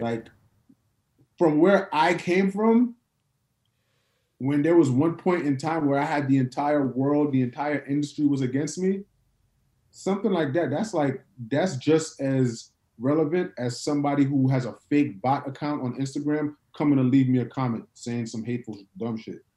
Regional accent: New York, United States; now in Atlanta, United States; I'm from New York

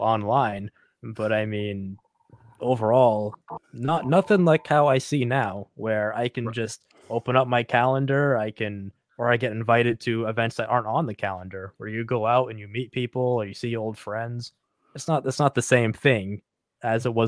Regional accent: New Hampshire, United States; born or raised there

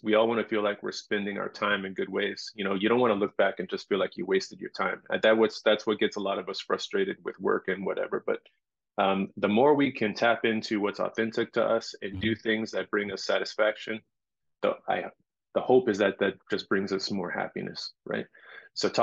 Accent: Los Angeles, California, United States; moved away as an adult; now in Maui, United States; I came here 18 years ago. I'm from Los Angeles

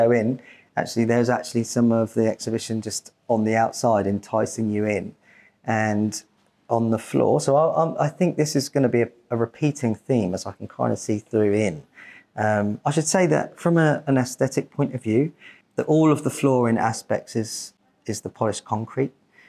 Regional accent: Portsmouth, South East England, United Kingdom; obviously we're from Portsmouth. Yes. And obviously this is our gallery of our city, and so, but we've both grown up here

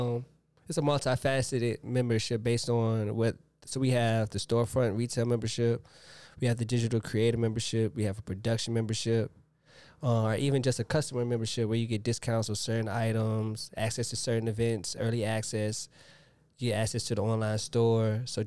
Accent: the South, United States; I'm from the South. I'm going to have to go ….

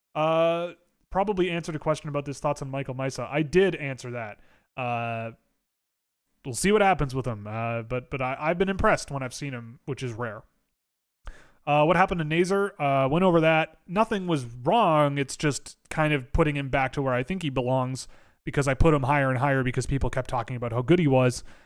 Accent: Toronto, Ontario, Canada; I grew up in Toronto

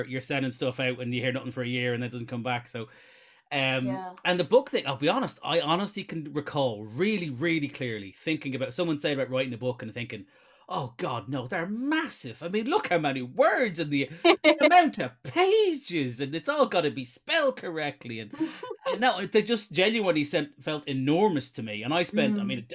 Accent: Ireland; I am obviously Irish

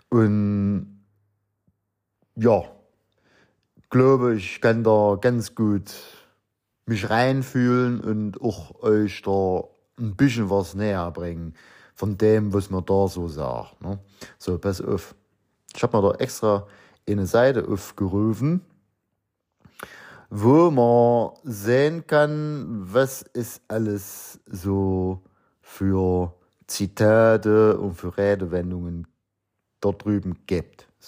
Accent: Lower Saxony, Germany; born there; auch wenn ich nicht gebürtig aus dem Osten stamme. Obwohl, geboren in Niedersachsen, das ist schon haarscharf an der Kante.

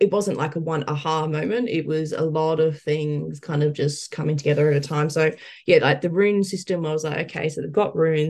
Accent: Perth, Western Australia, Australia; moved away; growing up in Perth

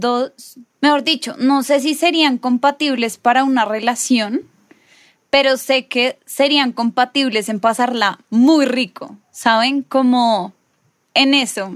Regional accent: Bogotá, Bogotá Capital District, Colombia; nosotros tres somos más rolos

